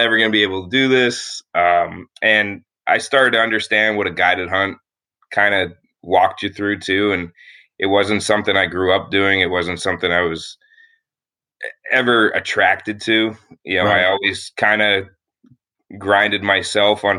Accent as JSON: {"language": "English", "area": "near Hazleton", "region": "Northeastern Pennsylvania", "country": "United States", "tie": "born or raised there", "said": "I grew up in Northeastern Pennsylvania, a small town just outside of Hazleton, and grew up pretty much in coal country"}